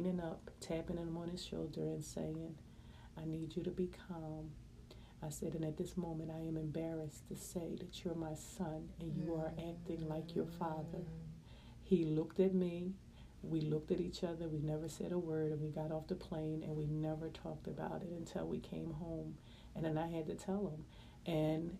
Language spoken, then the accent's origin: English; Philadelphia, Pennsylvania, United States; I'm born and raised in West Philadelphia